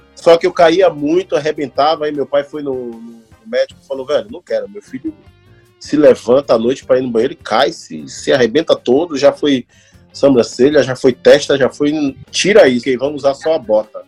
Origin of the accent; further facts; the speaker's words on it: Salvador, Bahia, Brazil; first language Portuguese; moved away as an adult; also born or lived in Rio de Janeiro; now in Canada; eu sou baiano e preto